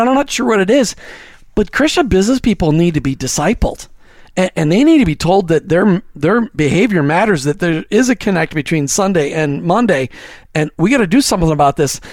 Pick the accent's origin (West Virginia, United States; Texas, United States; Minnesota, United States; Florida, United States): Minnesota, United States; I was from Minnesota, the great state of Minnesota